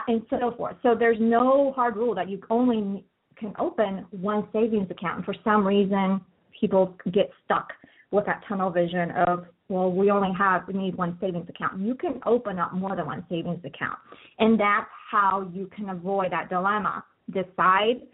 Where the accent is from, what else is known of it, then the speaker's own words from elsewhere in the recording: Colombia; moved away; I'm actually from Colombia originally, so I speak Spanish as well